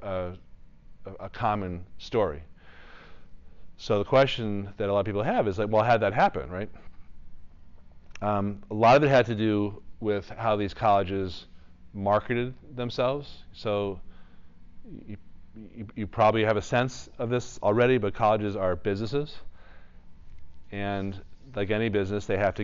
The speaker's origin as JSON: {"language": "English", "town": "Newton", "region": "Massachusetts", "country": "United States", "tie": "born or raised there", "moved": "yes", "said": "I grew up in Newton, Massachusetts, 2 miles away from Boston College."}